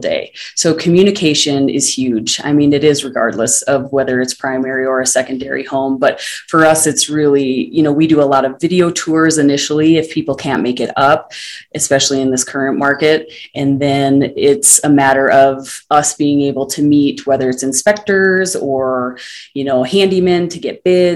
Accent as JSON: {"language": "English", "region": "northern Minnesota", "country": "United States", "tie": "born or raised there", "also_born_or_lived": "Denver, Colorado", "moved": "as an adult", "said": "my hometown in northern Minnesota"}